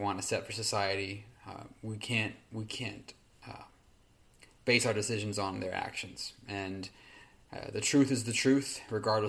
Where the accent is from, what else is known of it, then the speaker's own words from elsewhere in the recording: California, United States; my hometown here in California